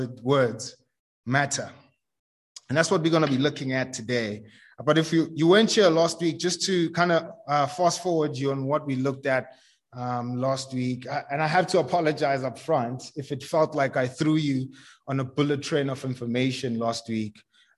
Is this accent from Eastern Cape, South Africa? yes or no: no; Tembisa, Gauteng, South Africa; I grew up in Tembisa. It's a township just across the highway.